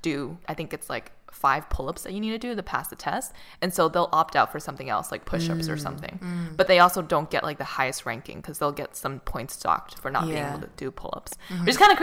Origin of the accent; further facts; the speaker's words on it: Boston, Massachusetts, United States; moved away; also born or lived in Santa Monica; I'm from Boston